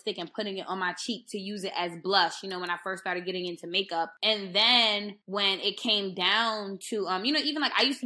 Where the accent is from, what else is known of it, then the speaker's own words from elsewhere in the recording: New York, United States; I grew up in New York